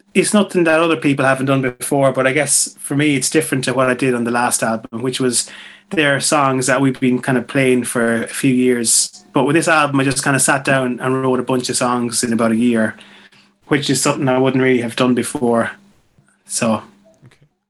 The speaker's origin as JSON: {"language": "English", "area": "Mayo", "region": "Connacht", "country": "Ireland", "tie": "born or raised there", "moved": "yes", "said": "people that I grew up with back in Mayo"}